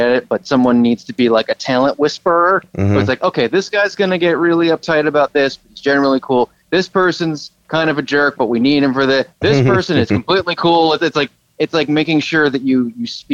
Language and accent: English; Long Island, New York, United States; now in Ridgewood, Queens, United States; I grew up on Long Island where a lot of celebrities lived